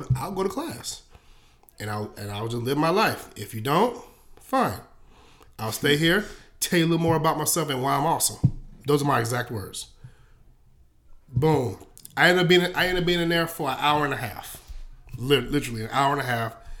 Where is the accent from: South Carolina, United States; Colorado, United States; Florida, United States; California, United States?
South Carolina, United States; Columbia; also born or lived in Hopkins, South Carolina; I'm from Columbia, South Carolina, the, the real country part, or even to the point of Hopkins, South Carolina